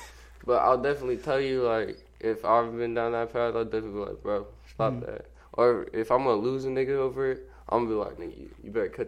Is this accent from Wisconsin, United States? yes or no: no; Sacramento, California, United States; born there; now in Everett, United States; I was born in Sacramento.